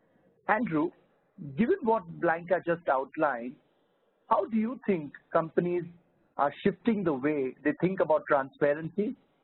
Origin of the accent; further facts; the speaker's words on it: India; I'm from India